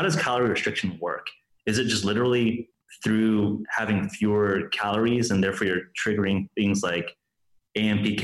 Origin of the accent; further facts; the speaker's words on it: Los Angeles, California, United States; I grew up in Los Angeles, spent basically my entire life in California